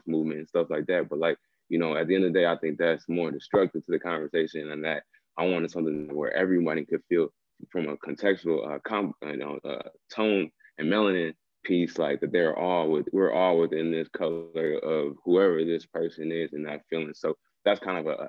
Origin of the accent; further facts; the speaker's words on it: Minneapolis, Minnesota, United States; I'm from South Minneapolis. I'm from like the corner where George Floyd died, like the corner store where George Floyd died. I'm from like that block.